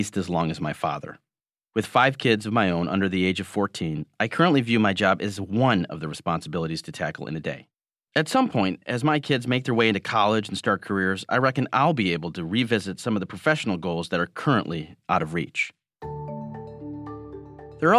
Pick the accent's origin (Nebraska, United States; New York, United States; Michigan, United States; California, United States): Michigan, United States; Growing up in Michigan, where automotive jobs were disappearing and pensions were being taken away